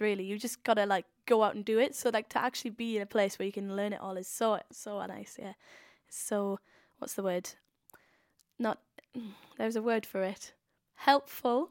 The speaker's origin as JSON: {"language": "English", "town": "Swansea", "region": "Wales", "country": "United Kingdom", "said": "I'm I'm from Swansea."}